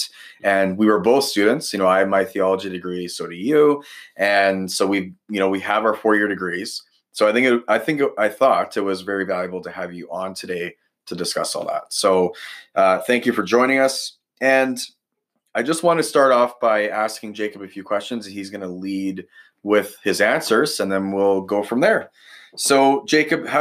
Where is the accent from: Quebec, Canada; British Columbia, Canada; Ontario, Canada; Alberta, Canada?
British Columbia, Canada; Ladner; also born or lived in Saskatoon; now in Regina, Canada; I grew up in Ladner, BC, so on the coast there.